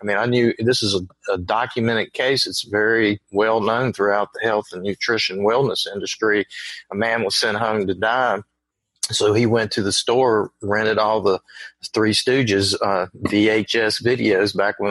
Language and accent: English; Virginia, United States; accent: Southern; also born or lived in North Carolina / South Carolina; I grew up in the South, in Virginia